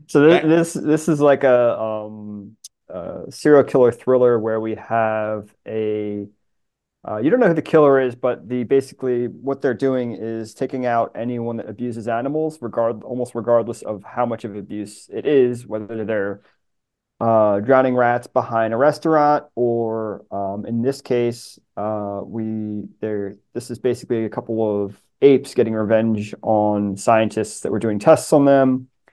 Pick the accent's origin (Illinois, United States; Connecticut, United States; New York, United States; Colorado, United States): New York, United States; Long Island; now in Washington, D.C., United States; I grew up in Long Island, so that's the marine life that I grew up loving.